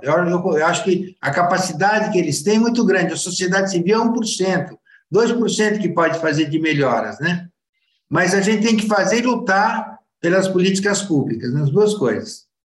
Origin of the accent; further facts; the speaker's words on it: Piracaia, São Paulo, Brazil; also born or lived in Buenos Aires suburbs, Argentina; apesar de ter nascido na Argentina, eu fui criado em Piracaia